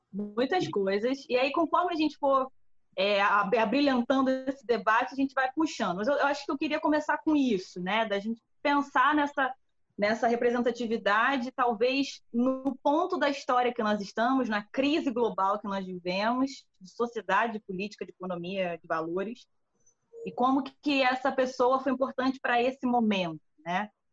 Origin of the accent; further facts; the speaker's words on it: Brazil; nós aqui enquanto brasileiros